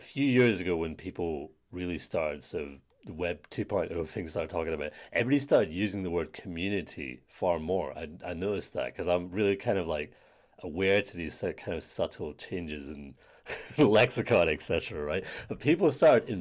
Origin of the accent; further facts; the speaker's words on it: United Kingdom; growing up in Britain